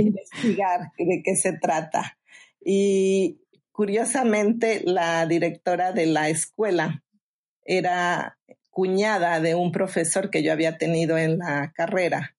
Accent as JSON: {"language": "Spanish", "country": "Mexico", "moved": "yes", "lives_now": "Phoenix, United States", "said": "soy originaria de México"}